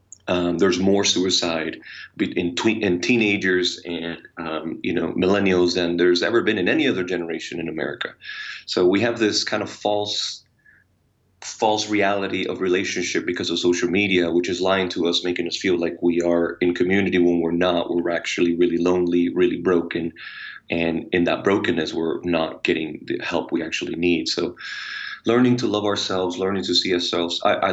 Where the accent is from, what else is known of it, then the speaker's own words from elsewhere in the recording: Puerto Rico; Oh, amazing. and crazy and wild. Puerto Ricans, we're like experts in extremes, you know.